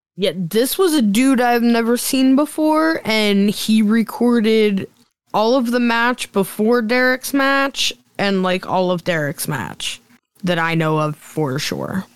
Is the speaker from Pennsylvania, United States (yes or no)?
yes; Chippewa, Pennsylvania, United States; born or raised there